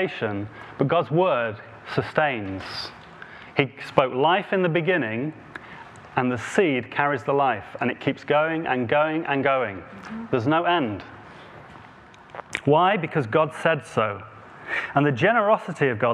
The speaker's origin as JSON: {"language": "English", "area": "Devon", "region": "South West England", "country": "United Kingdom", "accent": "Devon", "said": "my Devon accent"}